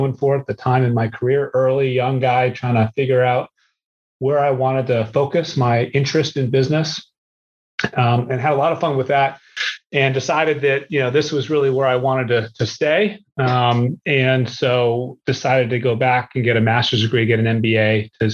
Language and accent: English; New England, Massachusetts, then Southern New Hampshire, United States; So I grew up in New England. My early years were in Massachusetts and then Southern New Hampshire.